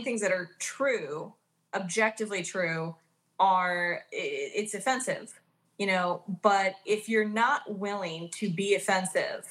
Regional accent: Oklahoma, United States; I grew up in Oklahoma.

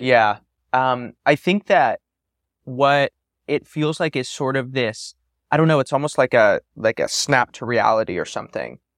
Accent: San Francisco, California, United States; Growing up in Silicon Valley during this time of a tremendous boom, I grew up in San Francisco, born in '94

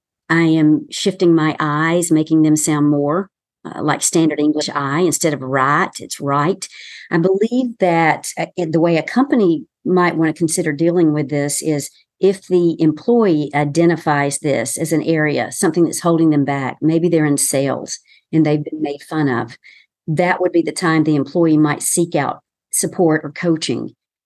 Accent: the South, United States; accent: Southern; I, too, have worked on my accent and still sound like I'm from the South, and I can be much more relaxed, as you know, and sound much more Southern

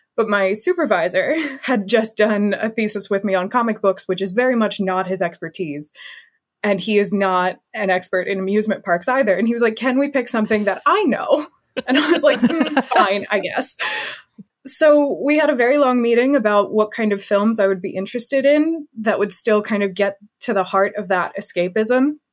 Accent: United States; moved away as an adult; now in United Kingdom; I am an American studying in the U K.

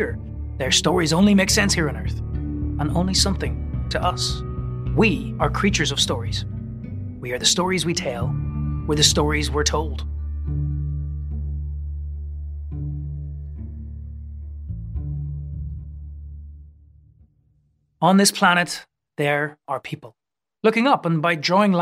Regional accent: Northern Ireland, United Kingdom; moved away; where I was growing up in Northern Ireland

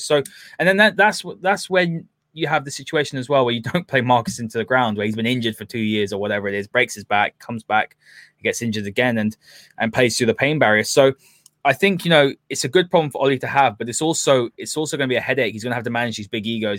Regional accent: United Kingdom; we're, we're both British, you know, from here

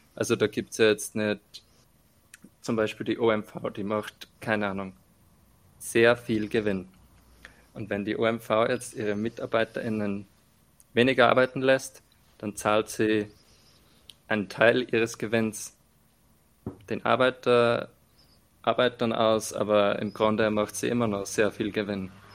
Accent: Austria; accent: strong dialect; bei uns in Österreich

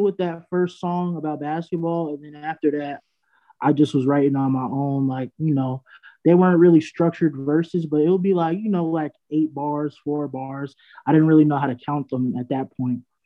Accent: Freeport, New York, United States; I'm from Long Island, Freeport

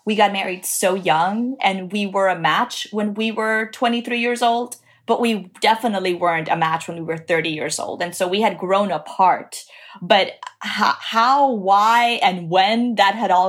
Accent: Dominican Republic; now in Miami, United States; I live in Miami. I grew up in Dominican Republic.

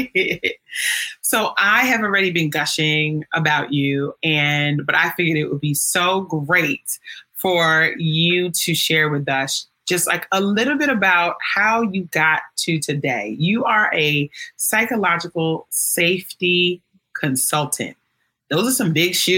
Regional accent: New York City, New York, United States; I grew up in New York City

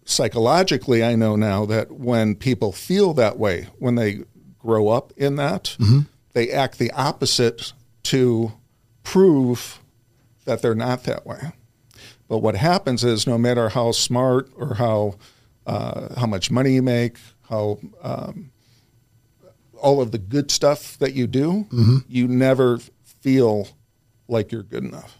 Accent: Park Ridge, Illinois, United States; I grew up in the suburbs of Chicago, Park Ridge, Illinois

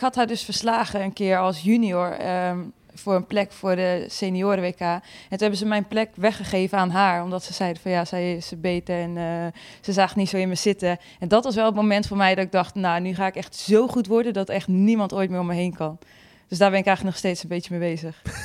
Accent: Friesland, Netherlands

